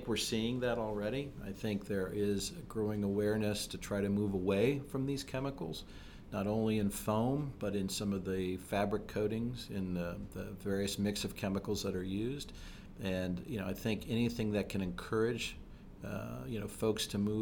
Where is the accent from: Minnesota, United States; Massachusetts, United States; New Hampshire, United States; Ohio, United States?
Ohio, United States; Fairborn; Fairborn, right outside of Wright-Patt Air Force